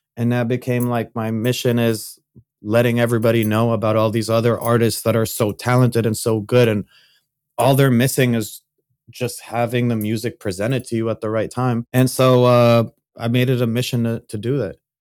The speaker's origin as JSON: {"language": "English", "country": "Saudi Arabia", "tie": "born or raised there", "said": "I grew up in Saudi Arabia"}